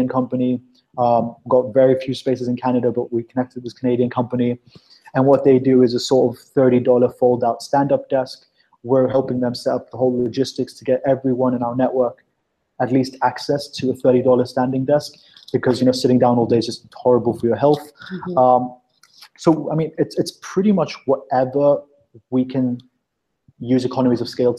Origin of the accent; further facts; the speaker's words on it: South Africa; now in London, United Kingdom; I was born in South Africa